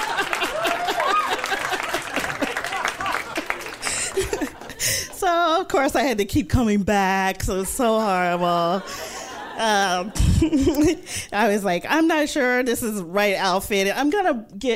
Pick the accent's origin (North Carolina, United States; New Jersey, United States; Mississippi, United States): Mississippi, United States; moved away as an adult; also born or lived in New York City; now in New York, United States; I'm from Mississippi. I'm the youngest of five children